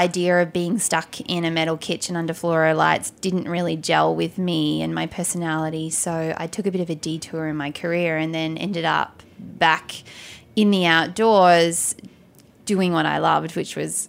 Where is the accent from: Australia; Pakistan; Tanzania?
Australia; Tasmania; moved away as an adult; also born or lived in Sydney, Australia / New York, United States; I grew up in Tasmania